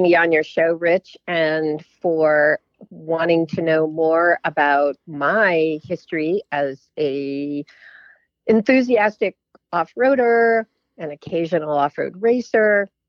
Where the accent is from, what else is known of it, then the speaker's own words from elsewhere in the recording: Williamstown, Massachusetts, United States; moved away; I was actually born in the town that I'm in again many years later. I was born in Williamstown, Massachusetts, which is in the Berkshires of Mass. That's on the border of New York State and Vermont.